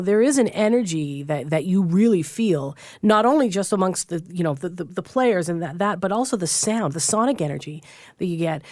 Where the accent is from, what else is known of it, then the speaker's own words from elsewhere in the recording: Newfoundland and Labrador, Canada; I'm from Newfoundland